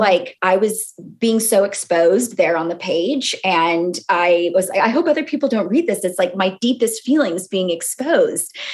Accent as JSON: {"language": "English", "region": "California", "country": "United States", "tie": "born or raised there", "also_born_or_lived": "Boston", "moved": "as an adult", "lives_now": "London, United Kingdom", "said": "I grew up in California"}